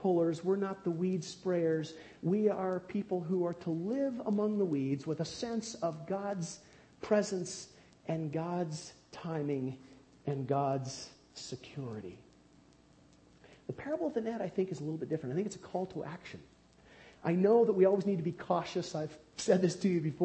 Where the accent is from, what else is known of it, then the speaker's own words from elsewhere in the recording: United States; growing up near the Bonneville Dam on the Columbia River